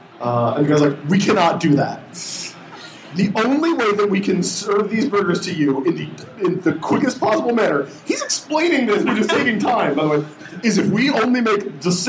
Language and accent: English; East Coast, United States; We're in Seattle, obviously. We don't live here. We're from the East Coast